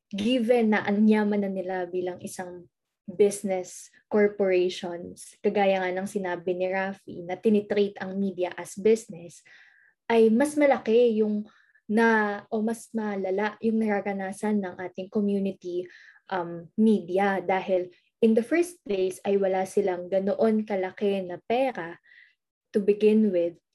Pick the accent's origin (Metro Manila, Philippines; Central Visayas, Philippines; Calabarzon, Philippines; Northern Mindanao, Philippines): Calabarzon, Philippines; Laguna; taga Laguna ako, kaya Calabarzon represent pa din.